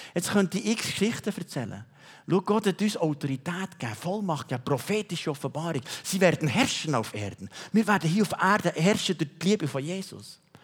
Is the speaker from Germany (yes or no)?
no; Switzerland; wir Schweizer